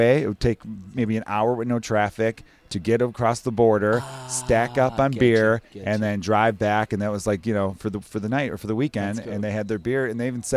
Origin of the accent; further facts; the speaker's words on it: Chicago, Illinois, United States; I went to a high school in Chicago